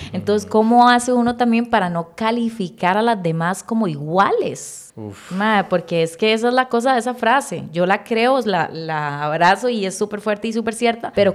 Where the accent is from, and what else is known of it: Costa Rica